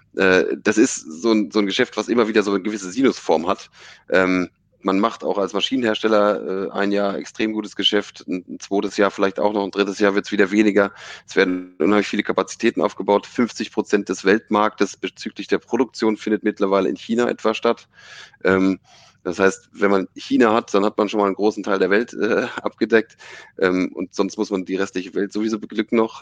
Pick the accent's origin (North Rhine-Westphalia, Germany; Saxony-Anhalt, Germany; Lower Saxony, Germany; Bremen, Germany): Lower Saxony, Germany; Stade region; eigentlich komme ich aus der Region Stade